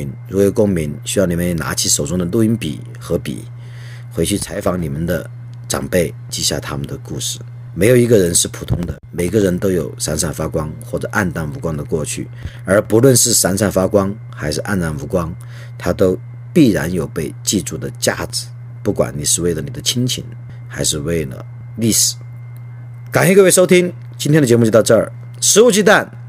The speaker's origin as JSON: {"language": "Chinese", "country": "China", "said": "这既是我的家族故事，其实也是我们中国人的共同体的故事，不能够敷衍了事。"}